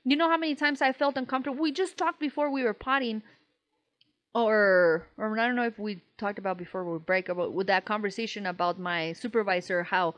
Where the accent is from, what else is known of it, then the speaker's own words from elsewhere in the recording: New York, United States; accent: New York; because we're from New York. It's a stupid-ass accent, stupid-ass fucking commentary.